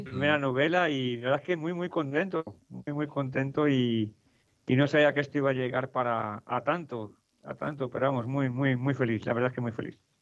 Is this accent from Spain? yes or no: yes; Madrid, Community of Madrid, Spain; also born or lived in Mexico; yo soy español, soy de Madrid, eh, pues viví seis años en México